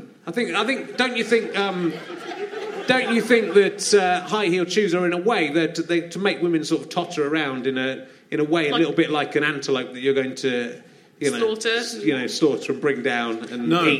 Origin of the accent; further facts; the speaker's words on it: Cheddar, South West England, United Kingdom; I grew up in Cheddar in Somerset. There was Cheddar Gorge.